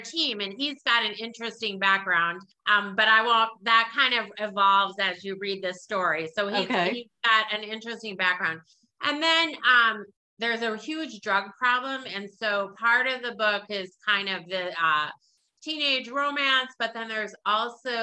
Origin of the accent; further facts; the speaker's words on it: South Dakota, United States; moved away; I'm from South Dakota. I grew up in South Dakota